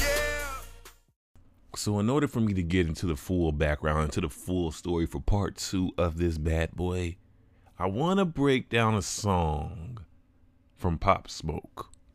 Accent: Chicago, Illinois, United States; this subgenre that was founded in my city, my hometown

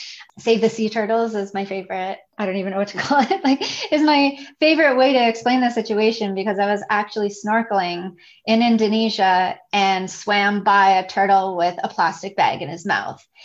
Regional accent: Toronto, Ontario, Canada; moved away as an adult; now in Isla Mujeres, Mexico; I'm originally from Toronto

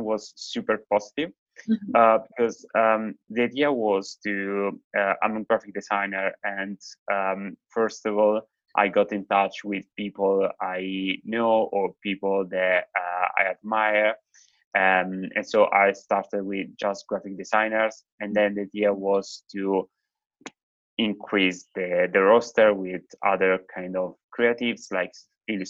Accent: Italy; now in London, United Kingdom; I'm originally from Italy, but I live here in London.

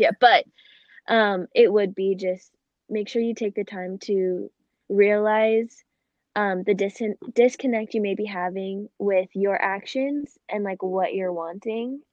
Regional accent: Phoenix, Arizona, United States; I was born and raised in Phoenix, Arizona

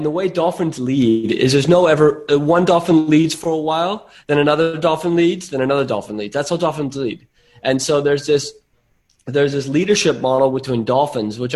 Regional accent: Silicon Valley, California, United States; now in Byron Bay, Australia; I grew up in Silicon Valley, so this is in my blood.

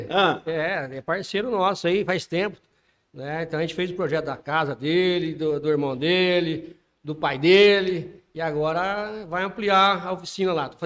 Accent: Iporã, Paraná, Brazil; also born or lived in Araruna; eu nasci em Araruna e vim para Iporã com 5 anos de idade.

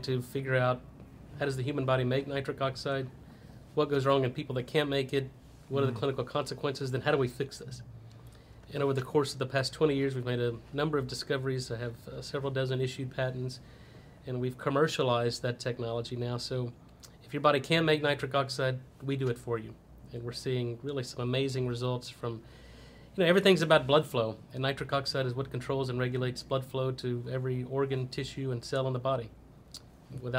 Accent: Texas, United States; also born or lived in Louisiana / Boston; I'm a Texas boy. I grew up in Texas

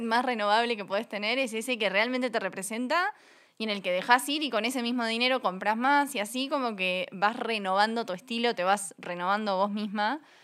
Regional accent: Uruguay; accent: Uruguayan; moved away as an adult; also born or lived in United States; now in Mexico City, Mexico; yo soy uruguaya, como verán por mi acento. Viví casi 10 años en Estados Unidos

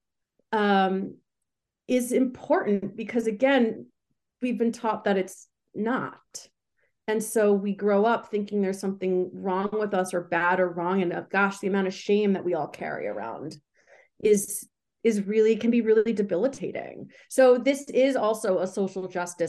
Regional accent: New York, United States; I'm from New York

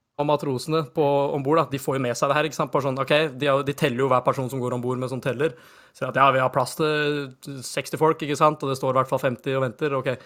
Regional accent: Norway; så norske som vi er

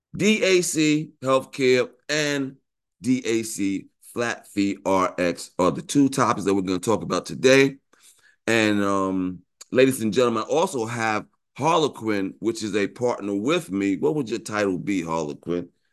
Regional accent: New York, United States; I'm from New York, went to Morehouse

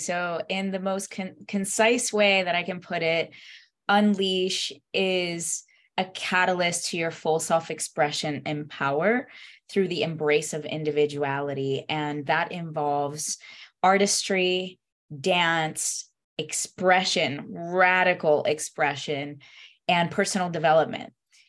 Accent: Stuart, Florida, United States; English is a second language; also born or lived in Puerto Rico; I was born in Puerto Rico, and I moved to the United States at the age of 7. I moved to Stuart, Florida first, and that was like a first cultural shock for me because I didn't speak the language

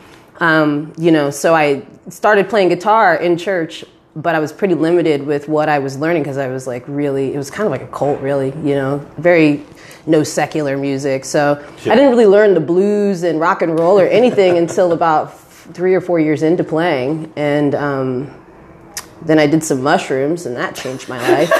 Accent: Spokane, Washington, United States; also born or lived in Tri-Cities, Washington; now in Seattle, United States; I was born in actually the Tri-Cities, but grew up in Spokane.

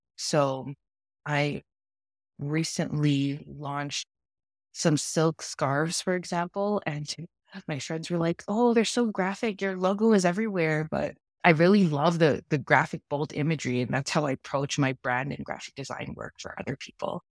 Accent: Toronto, Ontario, Canada; also born or lived in New York; now in Toronto, Canada; I grew up in Toronto, Canada

